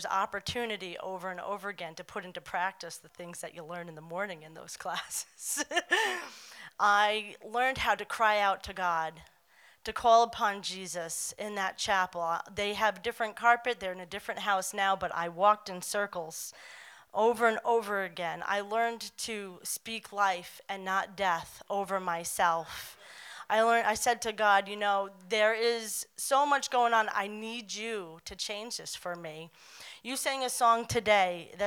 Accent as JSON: {"language": "English", "area": "Long Island", "region": "New York", "country": "United States", "moved": "yes", "said": "I wasn't from here. I'm from Long Island, New York"}